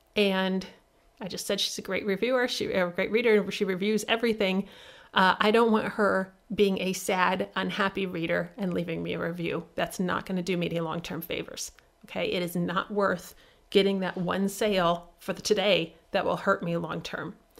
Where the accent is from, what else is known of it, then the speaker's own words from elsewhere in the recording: Midwest, United States; I'm from the Midwest